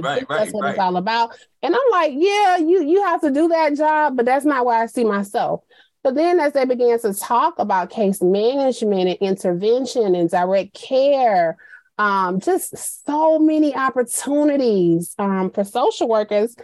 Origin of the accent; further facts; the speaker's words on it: Montgomery, Alabama, United States; We grew up in Montgomery